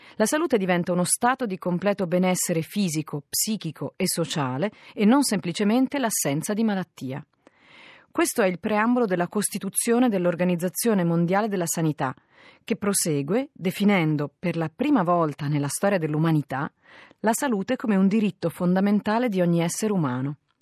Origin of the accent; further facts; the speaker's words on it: Italy; noi italiani